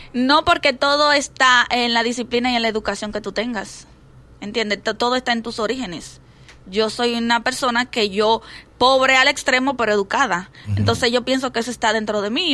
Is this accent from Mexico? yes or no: no; Santo Domingo, Distrito Nacional, Dominican Republic; moved away as an adult; Yo vengo de La Puya, parte atrás.